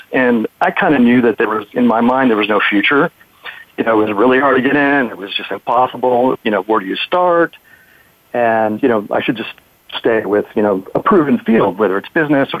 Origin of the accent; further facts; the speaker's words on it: Ventura County, Southern California, United States; also born or lived in San Diego, United States / Los Angeles, United States; I grew up in Ventura County and, you know, it was close by and whatnot. But I've never lived in Los Angeles.